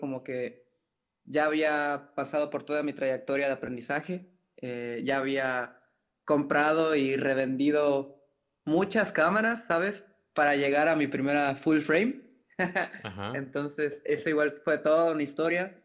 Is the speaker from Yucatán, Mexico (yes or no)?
yes; Mérida, Yucatán, Mexico; also born or lived in Mexico City; nací en la Ciudad de México. Eh, a los, eh, hace, habrá sido como a los cinco años más o menos fue que nos movimos para acá. Bueno, hubieron allí varias ciudades de intermedio, pero llegamos a Mérida, Yucatán